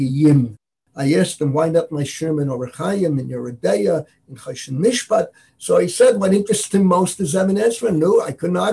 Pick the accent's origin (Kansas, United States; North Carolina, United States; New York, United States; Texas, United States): New York, United States; New York City; moved away as an adult; now in Jerusalem, Israel; I was born and raised on Washington Avenue. In the Bronx